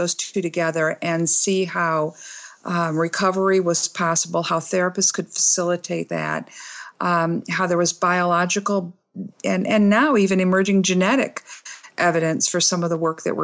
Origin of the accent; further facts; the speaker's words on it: Michigan, United States; now in Bloomington, United States; I'm from Michigan